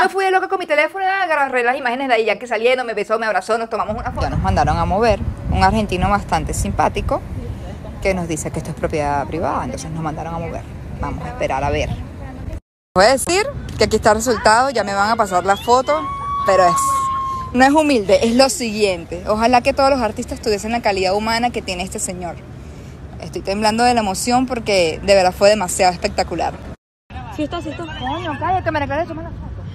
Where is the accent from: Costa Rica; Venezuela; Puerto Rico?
Venezuela; moved away; sí extraño Venezuela, extraño lo que vivía allá